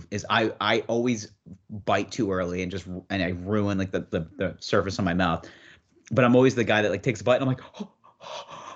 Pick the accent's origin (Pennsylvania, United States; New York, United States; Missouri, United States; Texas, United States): New York, United States; now in New York City, United States; I'm from New York State